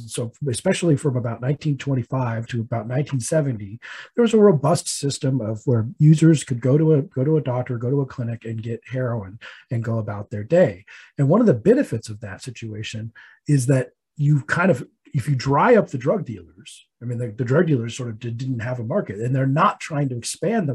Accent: Colorado, United States; my home state of Colorado

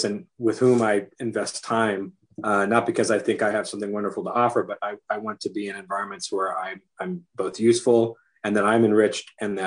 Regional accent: Chula Vista, California, United States; moved away as an adult; also born or lived in Point Loma / Hawaii / Pasadena; I moved from Chula Vista across the bay to Point Loma

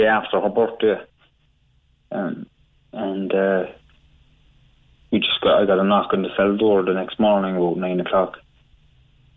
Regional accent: Cork, Munster, Ireland; where I grew up in Hollyhill in Arcullen

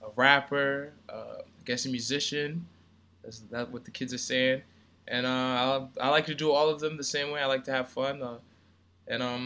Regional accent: Brentwood, New York, United States; I grew up in Brentwood, Long Island

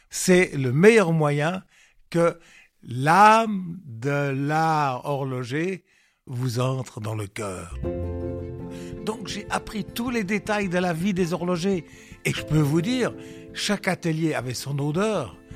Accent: Lausanne, Vaud, Switzerland; J'étais un citadin je venais de Lausanne.

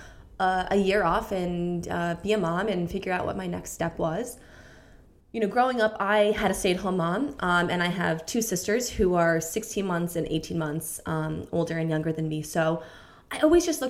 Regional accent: New York, United States; moved away as an adult; now in London, United Kingdom; we were in New York, which is where I'm from

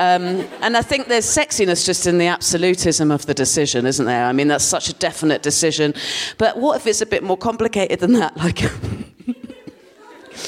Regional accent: Dorset, South West England, United Kingdom; moved away as an adult; now in London, United Kingdom; I grew up in Dorset, and I lived there till I was 18

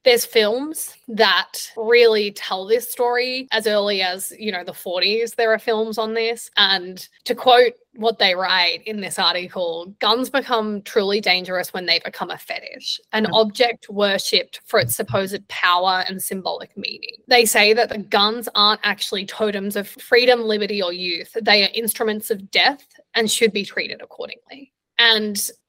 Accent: Australia; moved away as an adult; also born or lived in Vietnam; now in New York, United States; As an Australian

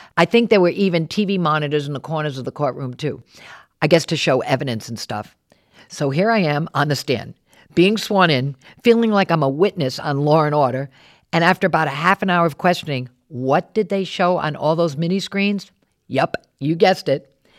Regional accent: Warwick, Rhode Island, United States; moved away as an adult; also born or lived in New York City; I grew up in Warwick, left to see the world, and then came back home.

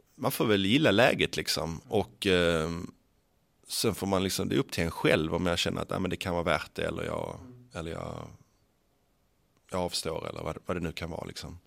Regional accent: Skåne, Sweden; accent: Scanian (skånska); jag pratar skånska

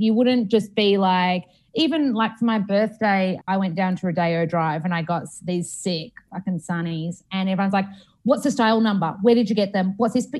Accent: Australia; And I love Australia and I love being Australian

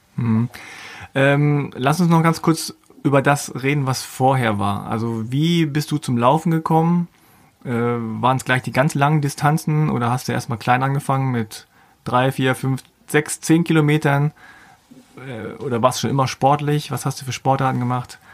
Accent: Hanover, Lower Saxony, Germany; Ich zum Beispiel komme aus Hannover

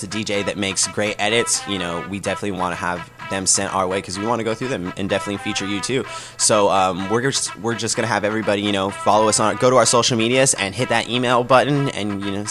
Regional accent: Los Angeles, California, United States; Growing up in Los Angeles as a kid, LA radio was a big thing.

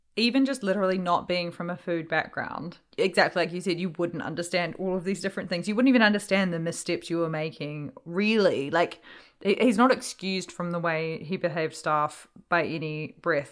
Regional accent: New Zealand; growing up in New Zealand and being part Māori

